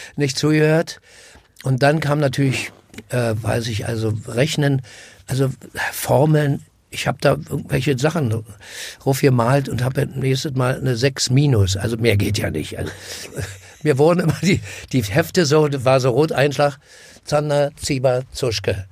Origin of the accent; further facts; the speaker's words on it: Berlin, Germany; bin am Karl-Marx-Platz groß geworden